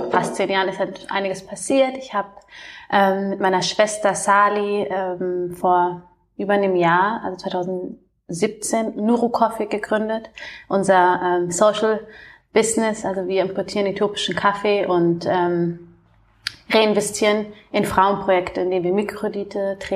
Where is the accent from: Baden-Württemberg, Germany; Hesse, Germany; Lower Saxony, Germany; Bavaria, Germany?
Bavaria, Germany; Munich; Ich komme ja ähm, aus München ursprünglich.